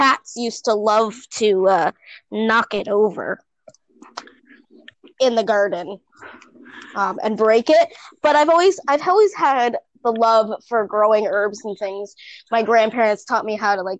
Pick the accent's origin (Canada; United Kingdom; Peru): Canada; also born or lived in Toronto / United States; I moved to the States when I was 4, and anywhere from 4 to the age of 9 is when I was in the States. And then we moved back to Canada.